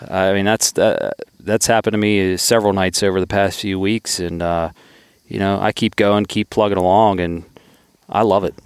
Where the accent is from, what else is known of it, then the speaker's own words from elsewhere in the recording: Southwestern Pennsylvania, United States; I'm from Southwestern P A and it's a pretty crowded area.